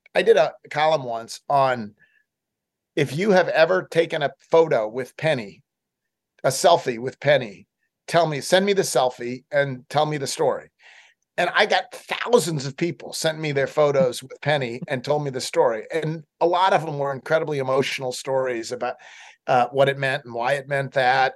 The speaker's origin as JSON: {"language": "English", "town": "Buffalo", "region": "New York", "country": "United States", "tie": "born or raised there", "also_born_or_lived": "Boston", "moved": "yes", "lives_now": "Memphis, United States", "said": "I grew up in Buffalo and lived in Boston for uh, much of my life."}